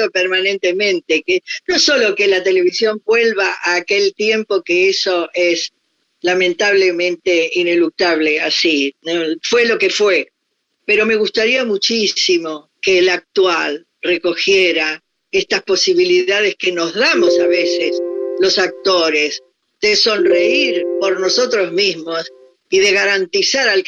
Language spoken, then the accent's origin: Spanish; Argentina; moved away as an adult; also born or lived in Paris, France; yo soy una, mujer argentina